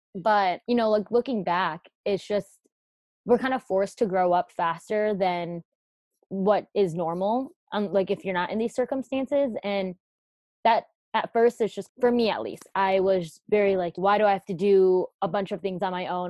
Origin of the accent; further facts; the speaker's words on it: United States; I was born here in America